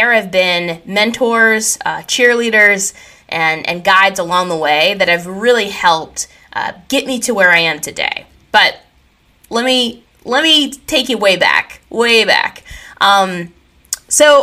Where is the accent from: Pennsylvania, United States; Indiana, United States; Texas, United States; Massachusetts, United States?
Pennsylvania, United States; I grew up in Katanning, Pennsylvania, and it is a small town.